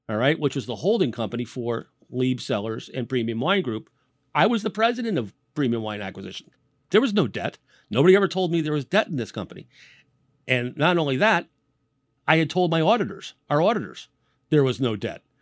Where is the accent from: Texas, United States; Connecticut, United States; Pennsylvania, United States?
Connecticut, United States; New Haven; I was born and raised in New Haven.